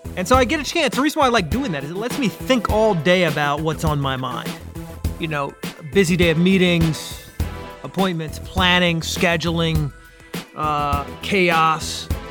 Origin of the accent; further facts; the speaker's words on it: Washington, District of Columbia, United States; now in South Carolina, United States; I'm from Washington, D.C. area. Even though I live in South Carolina, I think it's still ingrained in me